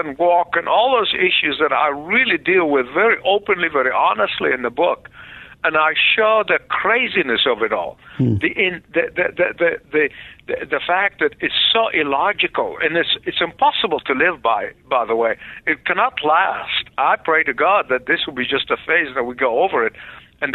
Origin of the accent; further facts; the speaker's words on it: Egypt; now in United States; I was born in the Middle East